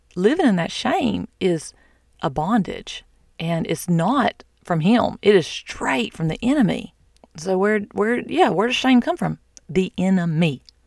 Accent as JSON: {"language": "English", "region": "the South", "country": "United States", "said": "I'm from the South."}